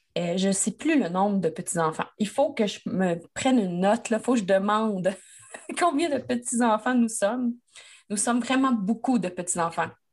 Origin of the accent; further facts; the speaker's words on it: Quebec, Canada; moi, je suis québécoise.